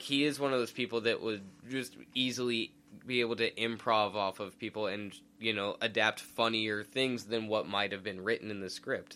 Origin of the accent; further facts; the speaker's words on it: Idaho, United States; we're from inland. We're from Idaho.